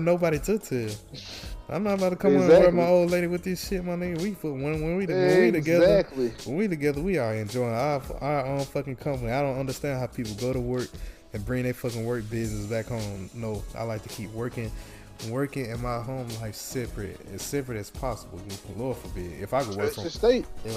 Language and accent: English; Mississippi, United States; moved away; I'm from Mississippi